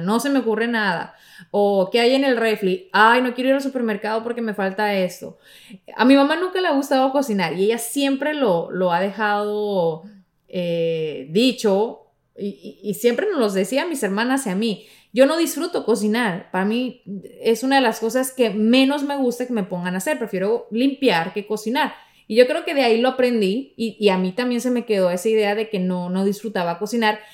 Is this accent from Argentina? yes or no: no; Mexico; de mi tierra, de, mi México